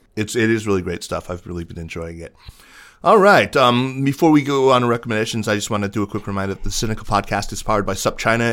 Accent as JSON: {"language": "English", "country": "United States", "tie": "born or raised there", "said": "I was born in the United States"}